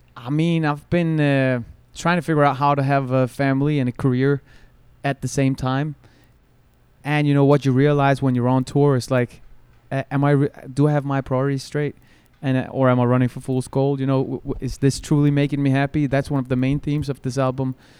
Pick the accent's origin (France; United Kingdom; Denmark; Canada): Denmark; Copenhagen, Capital Region of Denmark; I'm born and raised in Copenhagen